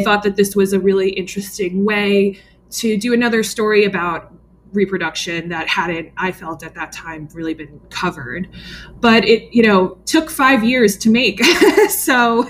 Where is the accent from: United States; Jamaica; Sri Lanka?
United States; New York City, New York; I grew up in the New York metro area